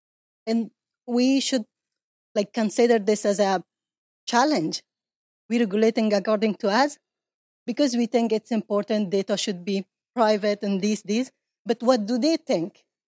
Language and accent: English; Afghanistan; now in Norway; I'm from Afghanistan